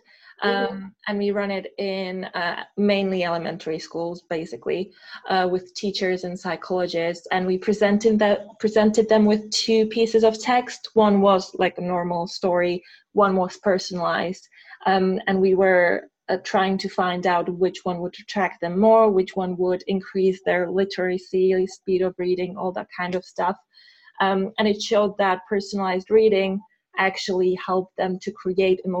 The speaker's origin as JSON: {"language": "English", "country": "Czechia", "second_language": "English", "moved": "as an adult", "lives_now": "United Kingdom", "said": "we started actually in Czech Republic because I'm from there"}